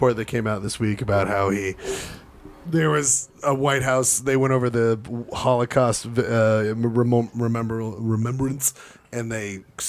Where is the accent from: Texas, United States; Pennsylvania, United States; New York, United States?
New York, United States; New York City; I'm from New York. The delis, the bagels. It's the water people. It's the Jews.